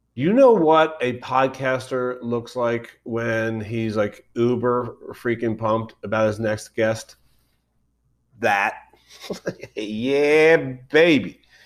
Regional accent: Philadelphia, Pennsylvania, United States; I'm from Philadelphia

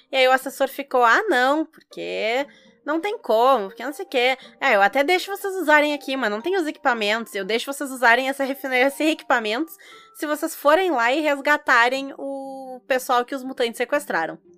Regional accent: South Region, Brazil

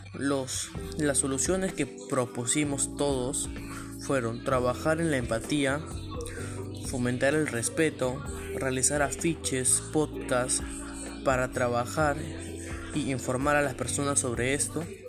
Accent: Peru; como ciudadanos peruanos

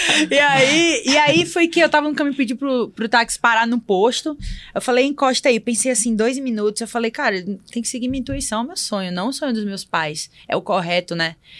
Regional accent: Barreiros, Pernambuco, Brazil; also born or lived in Recife / Fortaleza; now in São Paulo, Brazil; Eu sou do interior de Pernambuco, Barreiros.

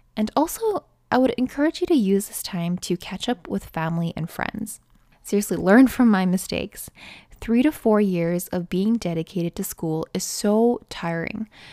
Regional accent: Canada; I'm a Canadian nursing student

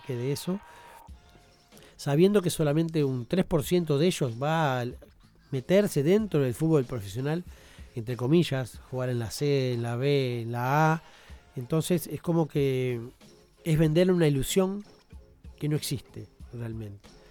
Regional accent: Uruguay; como uruguayos nos jactamos de que sacamos muchos jugadores al mundo

